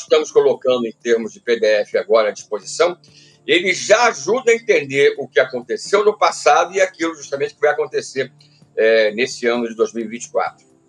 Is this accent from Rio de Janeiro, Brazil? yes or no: yes; Petrópolis, Rio de Janeiro, Brazil; Eu sou natural do Rio de Janeiro, da cidade, da capital do estado, e aos seis anos de idade eu mudei para a cidade de Petrópolis